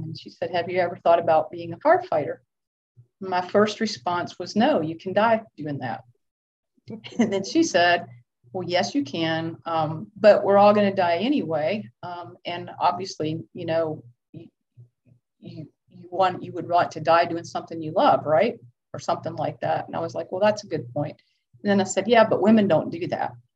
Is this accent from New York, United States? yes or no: no; Lilburn, Georgia, United States; I grew up in Lilburn, Georgia